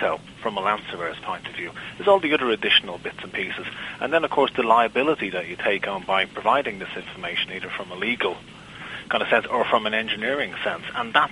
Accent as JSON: {"language": "English", "town": "Dublin", "region": "Leinster", "country": "Ireland", "also_born_or_lived": "United Kingdom / Middle East", "moved": "as an adult", "said": "I'm a Dubliner by background. I'm from Ireland."}